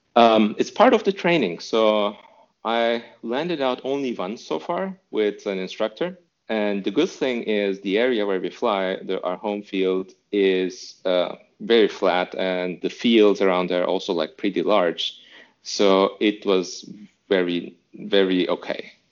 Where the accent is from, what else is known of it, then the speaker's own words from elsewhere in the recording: Istanbul, Turkey; moved away as an adult; now in Berlin, Germany; I'm from Istanbul originally. So in Istanbul, Turkey, there's not much of an aviation culture